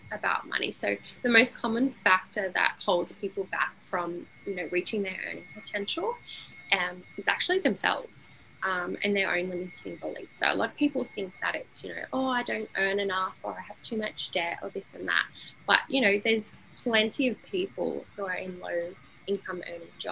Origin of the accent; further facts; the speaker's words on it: Sydney, New South Wales, Australia; now in Brisbane, Australia; I'm from Sydney, now I'm in Brisbane